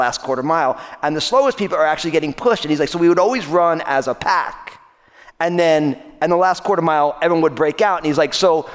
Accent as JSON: {"language": "English", "region": "New Jersey", "country": "United States", "tie": "born or raised there", "said": "the high school that I went to in my home state of New Jersey"}